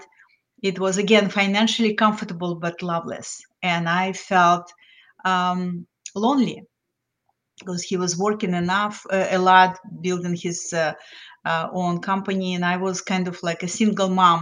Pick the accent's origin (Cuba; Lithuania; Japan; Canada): Lithuania; English is a second language; moved away as an adult; also born or lived in New Jersey, United States / South of France; now in Florida, United States; I came to the United States as an immigrant from Lithuania. So I was well-educated, had master's degree in physics, but I didn't speak English